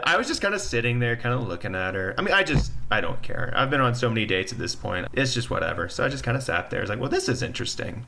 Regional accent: Mississippi, United States; moved away as an adult; also born or lived in Salt Lake City, Utah; I'm from Mississippi, and so it wasn't Mormon young, but it was Mississippi young

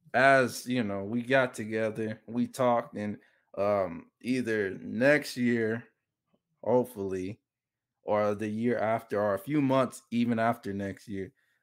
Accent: United States; So, I'm just kind of sick of the American experience, even though I'm American.

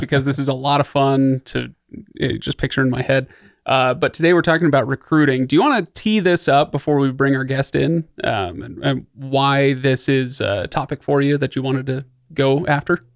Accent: Utah, United States; also born or lived in Idaho; I grew up in Utah and Idaho

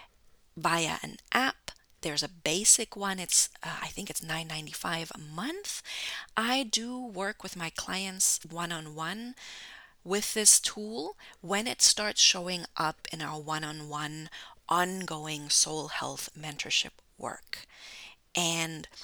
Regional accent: Germany; now in United States; I'm originally from Germany

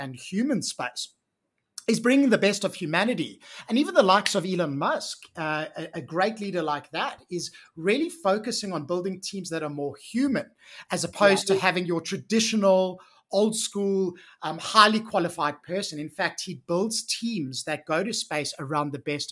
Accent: South Africa; moved away as an adult; I actually grew up in South Africa and I spent the first 30 years of my life living, working, playing, doing all the things as a South African.

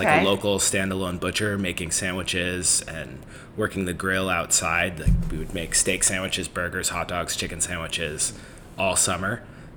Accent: Northern California, United States; moved away; I grew up in Northern California

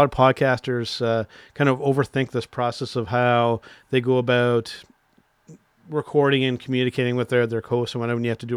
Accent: Canada; as a Canadian

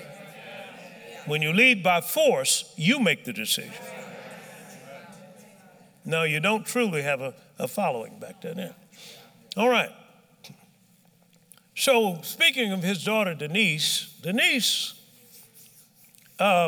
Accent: Tuskegee, Alabama, United States; I was born in Tuskegee

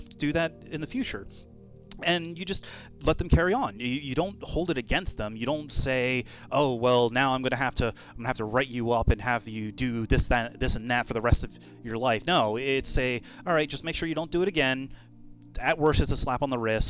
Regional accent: Maryland, United States; my home state of Maryland

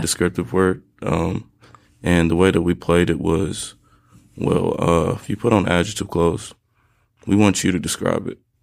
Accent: Durham, North Carolina, United States; also born or lived in Atlanta, Georgia; now in Greensboro, United States; I'm from Durham, North Carolina originally

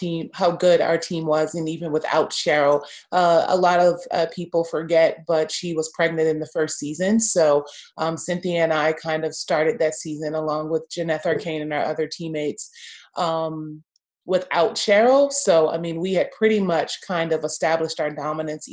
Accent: Los Angeles, California, United States; moved away; also born or lived in Houston; I'm from Los Angeles, USC

